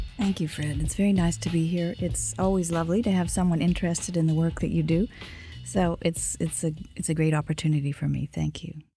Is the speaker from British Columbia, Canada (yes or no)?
yes; Kimberley, British Columbia, Canada; I grew up next to what was then the world's largest lead and zinc mine in a class divided household